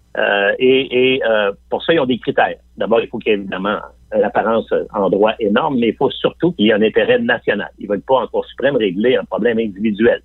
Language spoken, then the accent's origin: French; Quebec City, Quebec, Canada; moi-même, je viens de Limoilou